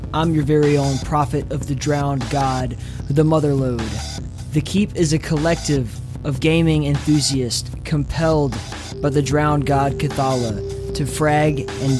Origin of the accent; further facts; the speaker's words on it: Southeast, United States; I grew up in the Southeast on the Gulf Coast of the United States, and it's very like flat, you know, there's no mountains and the water is warm.